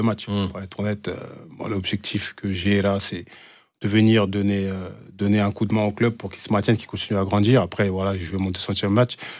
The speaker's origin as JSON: {"language": "French", "town": "Évreux", "region": "Normandy", "country": "France", "moved": "yes", "lives_now": "Rodez, France", "said": "je suis parti de, d'Evreux, d'une petite banlieue"}